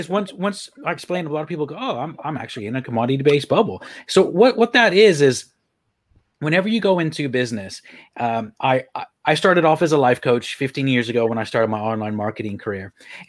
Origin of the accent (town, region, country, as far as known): Texas, United States; moved away as an adult; also born or lived in Ireland; now in Leeds, United Kingdom